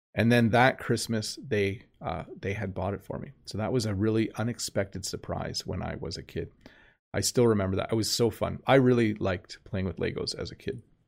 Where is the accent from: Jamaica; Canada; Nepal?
Canada; accent: Canadian; my normal Canadian accent